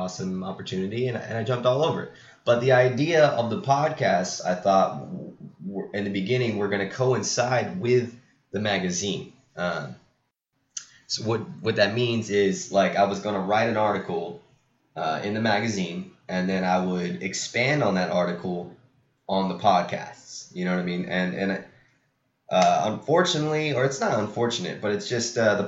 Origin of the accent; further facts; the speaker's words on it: Pacific Grove, California, United States; my hometown, Monterey, California, and, well, my hometown's Pacific Grove